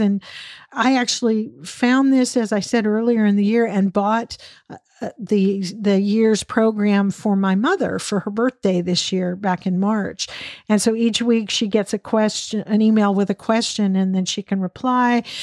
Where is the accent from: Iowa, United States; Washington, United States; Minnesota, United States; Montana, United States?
Washington, United States; Western Washington State, United States; also born or lived in Texas; now in Dallas area, Texas, United States; I grew up in Western Washington State where the ocean was, you know, not far away at all